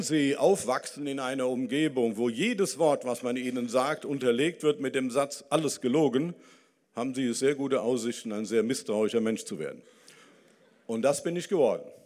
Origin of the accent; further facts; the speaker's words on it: Dillenburg, Hesse, Germany; Also ich komme immer noch aus Dillenburg, aus der Stadt Wilhelm von Oraniens. Ich war auf dem Wilhelm von Oranien Gymnasium